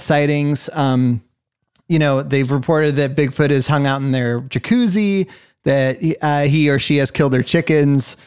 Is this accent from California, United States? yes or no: yes; San Lorenzo Valley, Santa Cruz Mountains, Northern California, United States; I'm from the San Lorenzo Valley and the, um, Santa Cruz Mountains of Northern California